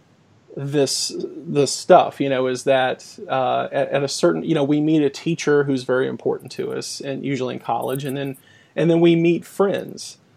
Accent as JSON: {"language": "English", "region": "Louisiana", "country": "United States", "moved": "yes", "lives_now": "Boston, United States", "said": "I'm originally from Louisiana"}